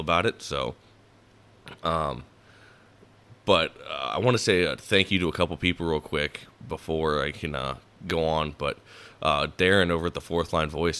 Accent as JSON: {"language": "English", "town": "Davenport", "region": "Iowa", "country": "United States", "tie": "born or raised there", "said": "I was born in 1996, and I was born in Davenport, Iowa, which is part of the Quad Cities."}